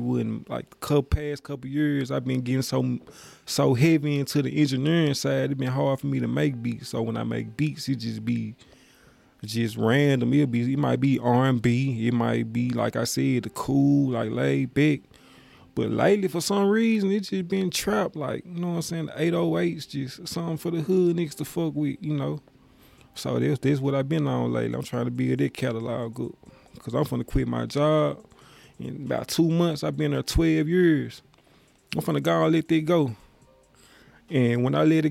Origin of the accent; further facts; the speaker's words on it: Memphis, Tennessee, United States; I'm from Memphis